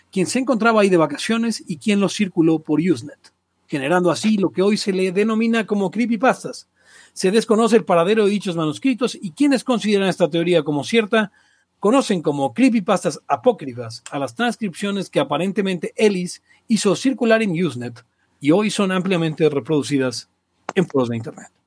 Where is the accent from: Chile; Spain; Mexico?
Mexico; Ah, claro, soy de México.